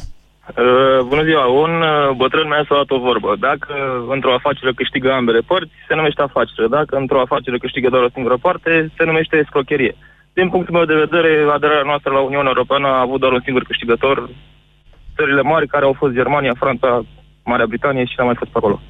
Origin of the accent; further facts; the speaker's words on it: Romania; eu sunt român